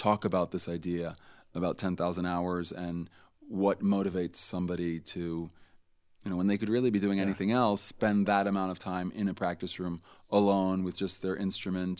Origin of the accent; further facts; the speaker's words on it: Italy; now in France; I was raised in Italy, so I speak to her in Italian